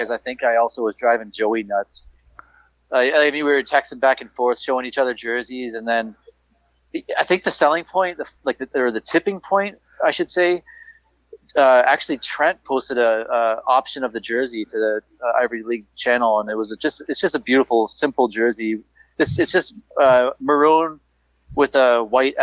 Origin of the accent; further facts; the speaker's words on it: Windsor, Ontario, Canada; I grew up in Windsor. I'm a Detroit fan